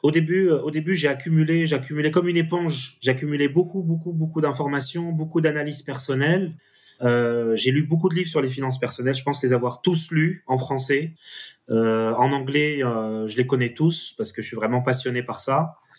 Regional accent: France; en tant que, en tant que petit français

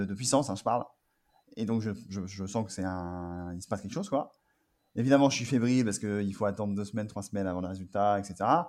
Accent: Angers, Pays de la Loire, France; moved away as an adult; also born or lived in Paris; je suis d'Angers et à partir à Paris. Et donc, euh, après mon bac, je suis parti euh, à Paris

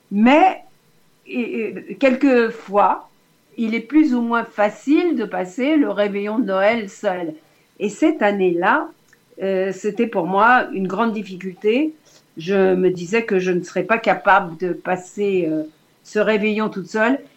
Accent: Lyon, Auvergne-Rhône-Alpes, France; born there; car je suis née à Lyon

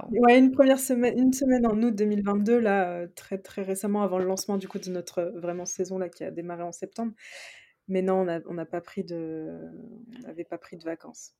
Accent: Reims, Grand Est, France; on est originaire de Reims

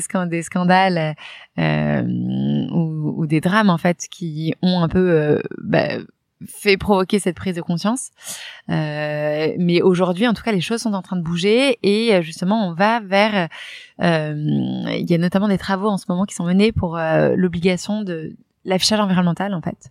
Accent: Reims, Grand Est, France; moved away; also born or lived in Paris; donc moi, j'ai grandi, euh, de base, je viens de Reims.

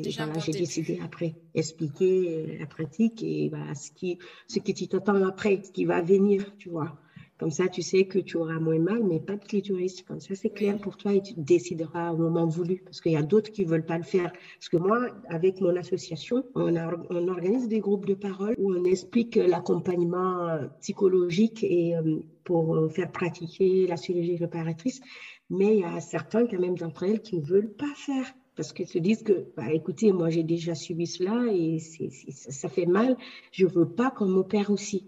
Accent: Guinea; moved away as an adult; now in France; j'ai quitté la Guinée, je me suis installée en France

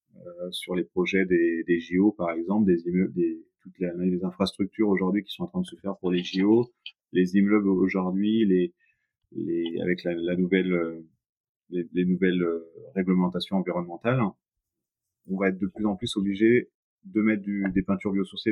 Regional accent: Nantes, Pays de la Loire, France; je suis nantais

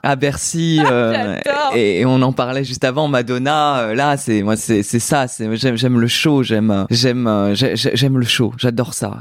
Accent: Brittany, France; now in Paris, France; J'ai quitté la Bretagne où je chantais devant les vaches autour des dans les champs. Enfin j'habitais pas dans les champs, mais en tout cas ma, maison était au milieu des champs.

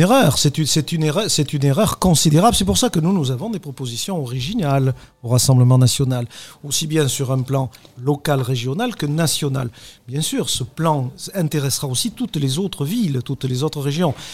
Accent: Libourne, Nouvelle-Aquitaine, France; also born or lived in Bordeaux; je suis né à Libourne, parce que je suis né à Libourne

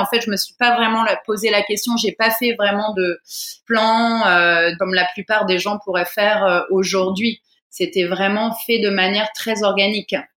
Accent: Fontainebleau, Île-de-France, France; moved away as an adult; also born or lived in Paris; now in Bali, Indonesia; je suis d'origine française, donc je suis née en région parisienne, à Fontainebleau exactement. Mais j'ai passé beaucoup de temps à Paris petit

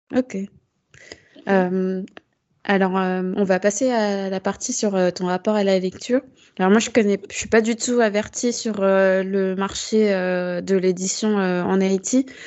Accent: France; en tant que française, euh, enfin vivant en métropole

